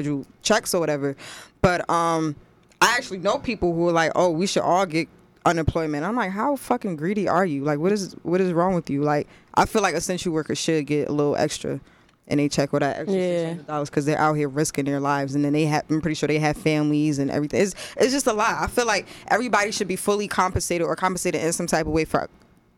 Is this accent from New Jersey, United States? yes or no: yes; Newark, New Jersey, United States; I'm from Newark.